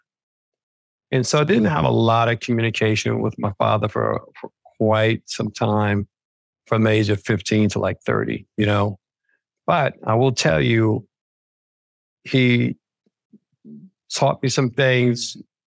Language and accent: English; New York City, New York, United States; I grew up in the Bronx